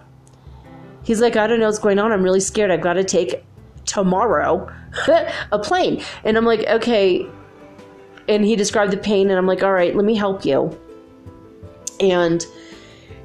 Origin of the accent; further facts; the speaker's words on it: California, United States; I'm from California